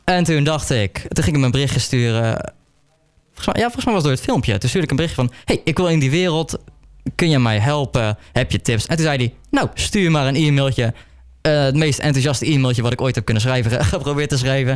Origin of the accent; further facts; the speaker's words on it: near Breda, North Brabant, Netherlands; Ik kom uit Oostruid, dat ligt bij Breda. Een lekkere Brabantse jongen natuurlijk